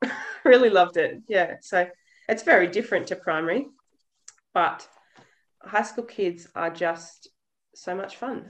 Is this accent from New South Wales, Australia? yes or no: yes; Bega Valley, southeast New South Wales, Australia; moved away as an adult; now in northwest Queensland, Australia; southeast New South Wales, so we're a fair way from home up here in northwest Queensland. I grew up in the Bega Valley, which is a long way down the coast, and I went to a tiny little primary school called Toowoomba